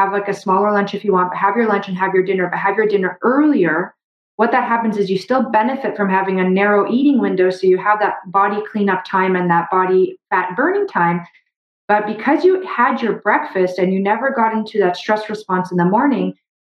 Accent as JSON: {"language": "English", "country": "Brazil", "tie": "born or raised there", "moved": "yes", "lives_now": "Canada", "said": "I grew up in Brazil"}